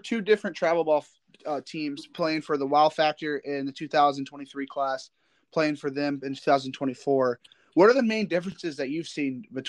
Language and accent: English; Indiana, United States; I'm from Indiana